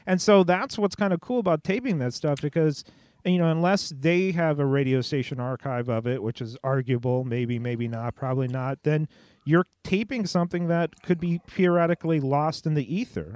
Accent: Southern California, United States; I grew up in Southern California

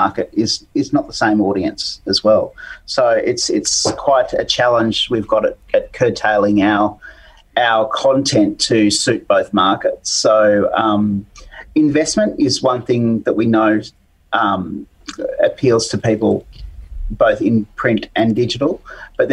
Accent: Riverina, New South Wales, Australia; I grew up with in the Riverina

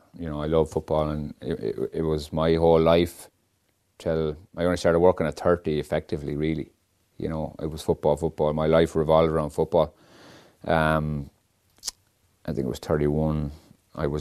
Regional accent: Mayo, Connacht, Ireland; moved away as an adult; now in Dublin, Ireland; Obviously, I'm from Mayo, I always will be

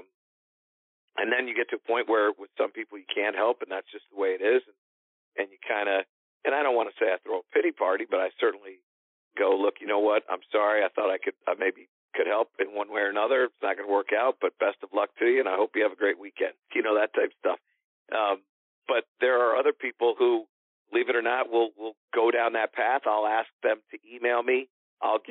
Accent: Connecticut, United States; in Connecticut, which is my home state

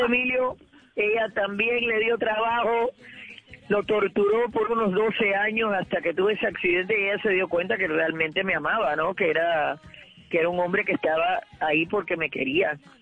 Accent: Cuba; moved away; mi cultura, la que ya no existe, la que ha cambiado ya, la Cuba de antaños

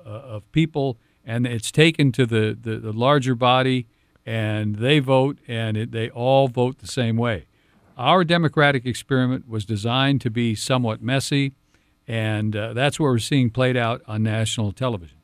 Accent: Cedar Falls, Iowa, United States; I grew up in Cedar Falls, uh, was born and raised in Cedar Falls, went to Cedar Falls High School.

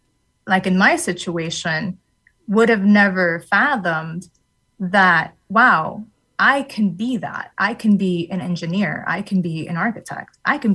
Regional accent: New York City, New York, United States; And as I mentioned, I grew up in New York City, and New York City is very, very diverse. And upon moving to Connecticut, I never really noticed the loneliness that would come from being a minority woman

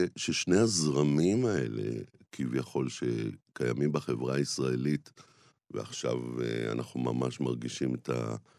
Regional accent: Jerusalem, Jerusalem District, Israel; גדלתי בשכונת רמת אשכול בירושלים

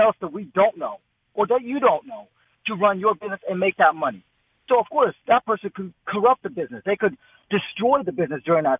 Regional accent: Russia; moved away; I grew up in Russia

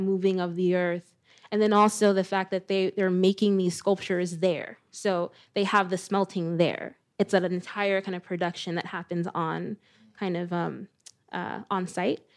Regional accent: Perth Amboy, New Jersey, United States; I live in Perth Amboy, New Jersey, my hometown

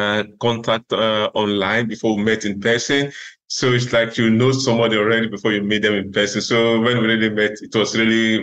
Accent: Nigeria; moved away as an adult; also born or lived in Russia; now in Netherlands; I was born in Africa, in Nigeria, where I started my medical school. And I did the first year of medical school in Nigeria.

